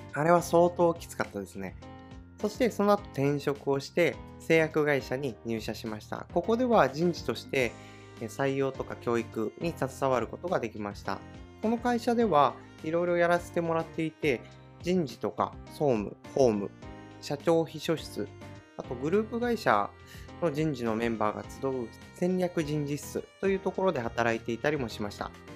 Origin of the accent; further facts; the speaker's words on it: Oga Peninsula, Akita, Japan; now in Tokyo, Japan; 出身は秋田県の男鹿半島というところの出身です